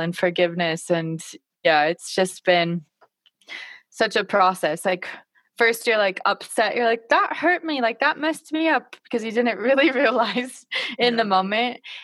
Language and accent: English; Idaho, United States; I am from Idaho